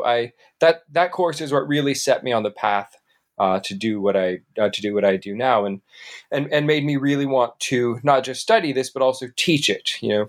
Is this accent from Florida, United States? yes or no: yes; Panama City, Florida, United States; moved away as an adult; now in Atlanta, United States; Well, I grew up there in Panama City, Florida, born and raised for the first, really the first 21 years of my life. I moved to Atlanta in 2001.